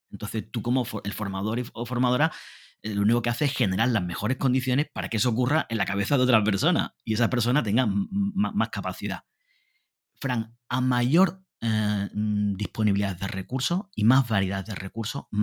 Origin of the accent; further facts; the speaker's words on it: Honduras; Yo vengo de Honduras y no sé si el 40% de las escuelas hondureñas no tienen acceso a Internet más del 40%.